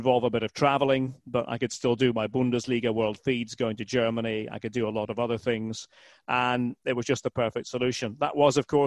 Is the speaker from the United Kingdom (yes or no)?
yes; Aberdeen, Scotland, United Kingdom; moved away as an adult; now in United States; I was born in Aberdeen